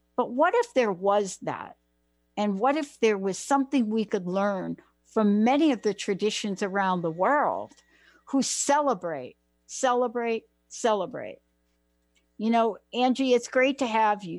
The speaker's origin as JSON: {"language": "English", "country": "United States", "also_born_or_lived": "New Jersey", "said": "I'm from New York and uh, New Jersey"}